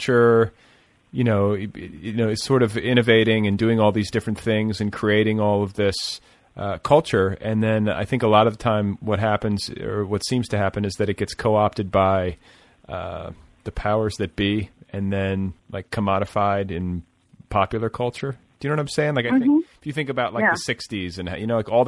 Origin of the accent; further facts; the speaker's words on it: Indiana, United States; I was just from Indiana